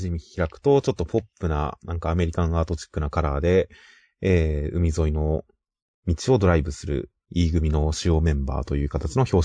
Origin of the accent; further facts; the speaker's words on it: Kanagawa, Japan; 地元神奈川のデザインで